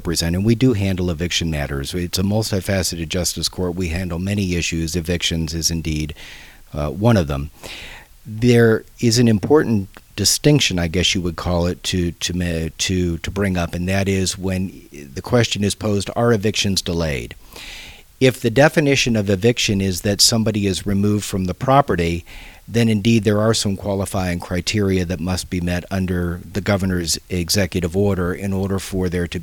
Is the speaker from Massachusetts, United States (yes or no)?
no; Glendale, Arizona, United States; also born or lived in California / Indonesia; I was born in California, spent 3 years there, grew up in Glendale down around Apollo High School